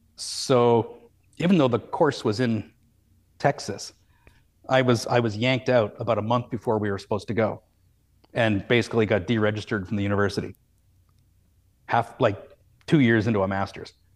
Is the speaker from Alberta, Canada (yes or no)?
yes; Calgary, Alberta, Canada; I grew up in Calgary